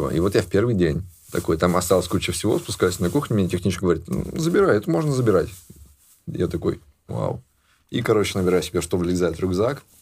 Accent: Ivanovo, Ivanovo Oblast, Russia; moved away; я бедный чувак из Иванова.

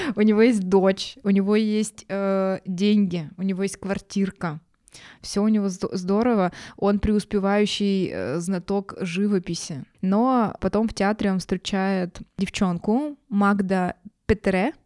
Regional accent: Yekaterinburg, Sverdlovsk Oblast, Russia; мы из Екатеринбурга

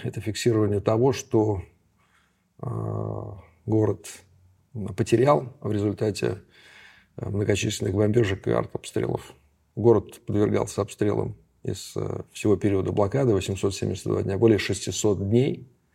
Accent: Saint Petersburg, Russia; Я ленинградец

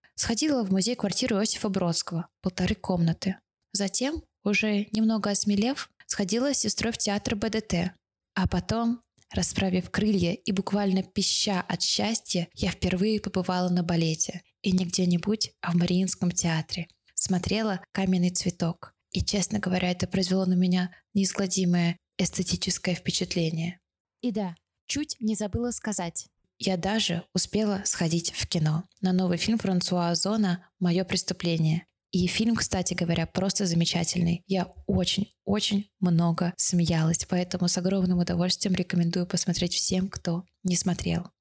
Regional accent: Kaliningrad, Kaliningrad Oblast, Russia; moved away as an adult; also born or lived in Moscow, Russia; now in Israel; в родном городе Калининграде с семьёй

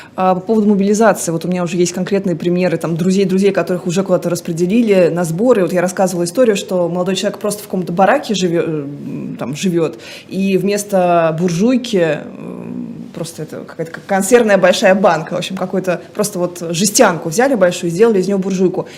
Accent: Saratov, Saratov Oblast, Russia; в Саратове, в моем родном городе

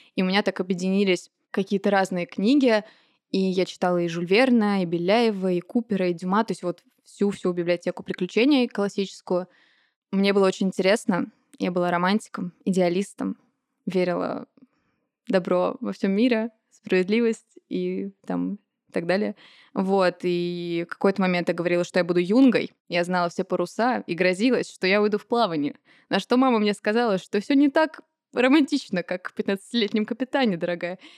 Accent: Moscow, Russia; Я родилась и выросла в Москве.

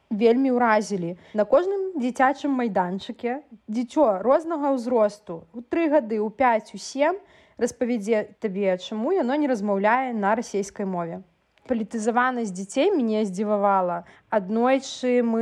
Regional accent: Belarus; moved away as an adult; also born or lived in Ukraine / Kyiv; гэта тая краіна у якой нарадзіліся мае бацькі у якой нарадзілася моя бабуля то бок я беларуска якая нарадзілася ў сям'і украінцаў і да пэўнага часу свайго жыцця я таксама жыла ва ўкраіне ездзіла з беларусі ва ўкраіну

